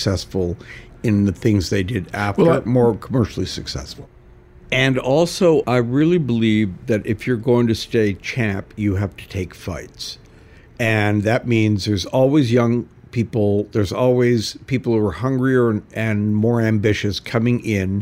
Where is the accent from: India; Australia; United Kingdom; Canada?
Canada; also born or lived in California / New York; now in Los Angeles, United States; growing up in Canada